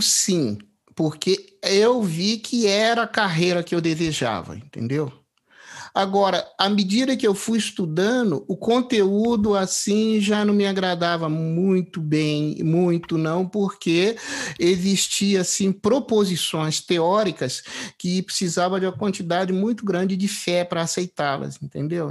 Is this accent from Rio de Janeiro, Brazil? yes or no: yes; Três Rios, Rio de Janeiro, Brazil; eu sou é do interior do estado do Rio, de Três Rios